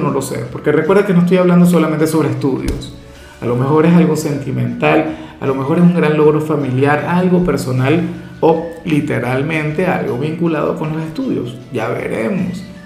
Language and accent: Spanish; Venezuela; en mi país, por ejemplo, tenemos una gran tradición